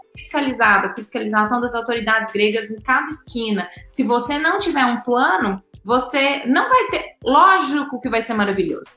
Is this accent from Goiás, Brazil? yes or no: no; Belo Horizonte, Minas Gerais, Brazil; moved away as an adult; also born or lived in Greece; Eu sou de BH, meu sotaque me entrega